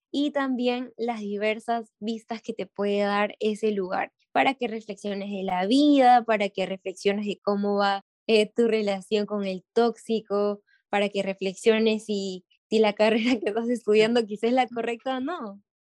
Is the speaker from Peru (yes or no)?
yes; Peru; tenemos como peruanos